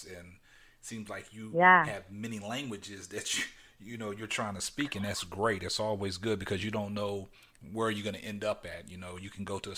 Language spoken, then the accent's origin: English; Frederick, Maryland, United States; moved away; I was born and raised in Frederick, Maryland, about 30 minutes away from Baltimore, Maryland